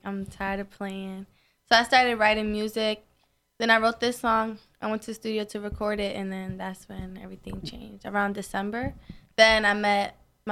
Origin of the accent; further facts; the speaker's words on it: Plainfield, New Jersey, United States; I'm from Plainfield, New Jersey.